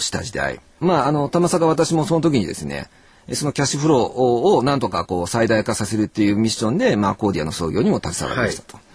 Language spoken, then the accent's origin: Japanese; Tokyo, Japan; 江戸っ子でございますんで